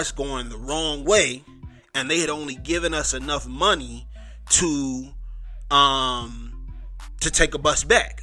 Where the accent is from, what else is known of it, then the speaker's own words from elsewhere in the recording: Mississippi, United States; also born or lived in Richmond Hill, Georgia / Savannah, Georgia; I'm from Mississippi, or I claim Mississippi. We moved around the southeast. I've lived in Richmond Hill, Georgia, Savannah, Georgia, but a lot of my formative years were in Mississippi